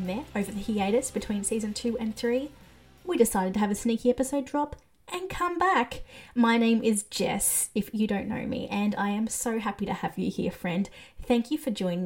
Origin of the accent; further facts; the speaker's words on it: Australia; I'm Australian